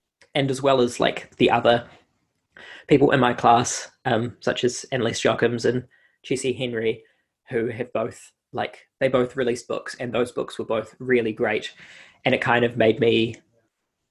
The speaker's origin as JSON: {"language": "English", "town": "Christchurch", "region": "Canterbury", "country": "New Zealand", "tie": "born or raised there", "also_born_or_lived": "Denmark", "moved": "as an adult", "said": "I grew up in Christchurch. I was there for almost all of my life until I turned 22"}